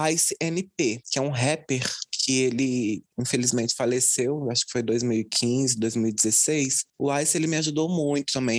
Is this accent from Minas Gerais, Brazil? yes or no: yes; Juiz de Fora, Minas Gerais, Brazil; Eu sou nascida e criada em Juiz de Fora, no Santa Cândida, na Zona Leste